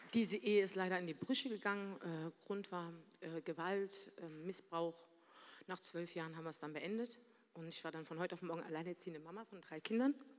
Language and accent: German; Berlin, Germany; moved away as an adult; also born or lived in Mannheim; komme gebürtig aus Berlin, da habe ich auch gelebt, mit meiner Mutter und meiner Schwester.